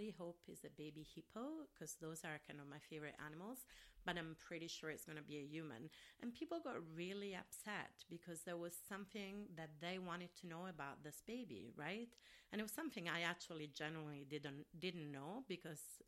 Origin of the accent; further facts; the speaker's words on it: Rome, Lazio, Italy; English is a second language; now in Minneapolis, United States; I'm from Rome, Italy, so in the area where I'm from originally